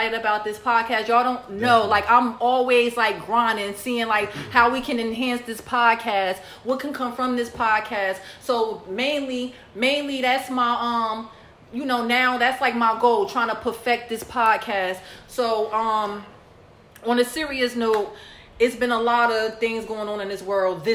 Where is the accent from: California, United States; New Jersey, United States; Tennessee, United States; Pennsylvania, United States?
New Jersey, United States; Newark; I'm from Newark